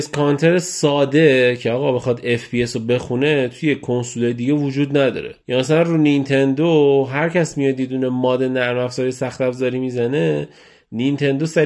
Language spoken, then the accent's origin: Persian; Iran; هر جوری هر حساب کنی بتونه بفهمه که ما از ایرانیم